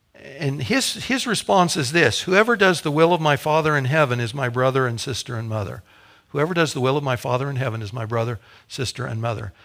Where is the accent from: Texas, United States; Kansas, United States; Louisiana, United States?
Kansas, United States; Topeka; Kathy and I grew up in Topeka. Our families are here, our parents were here.